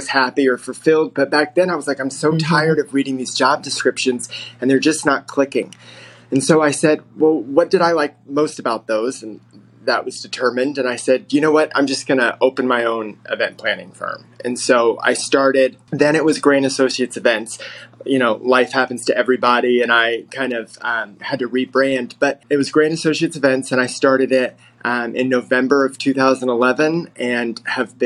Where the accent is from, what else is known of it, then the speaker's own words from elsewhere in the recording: Texas, United States; also born or lived in Reno, Nevada; now in Houston, United States; I'm originally from Texas, but life had taken me to Reno, Nevada, and I had moved to Houston a little over 11 years ago